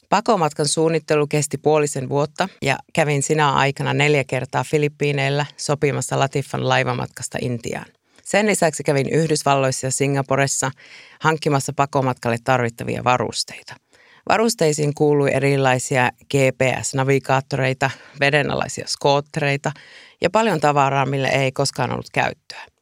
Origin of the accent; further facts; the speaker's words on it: Iisalmi, North Savo, Finland; ja olen tänään Radio Suomen kutsuvieraana. Olen kotoisin Iisalmesta ja matkustaminen on kuulunut elämäni aina.